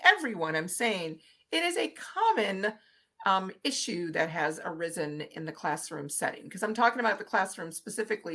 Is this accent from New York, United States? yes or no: no; New Orleans, Louisiana, United States; I grew up in New Orleans